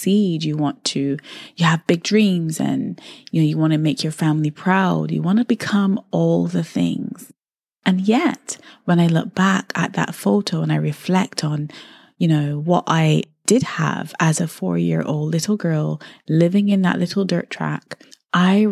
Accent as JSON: {"language": "English", "country": "Barbados", "tie": "born or raised there", "said": "I really had such a wonderful childhood growing up in Barbados"}